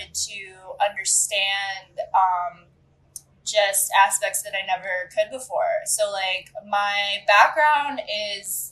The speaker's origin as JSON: {"language": "English", "town": "Medina", "region": "Ohio", "country": "United States", "tie": "born or raised there", "also_born_or_lived": "Cleveland, Ohio / Columbus, Ohio", "moved": "as an adult", "lives_now": "Chicago, United States", "said": "I grew up in Medina, Ohio"}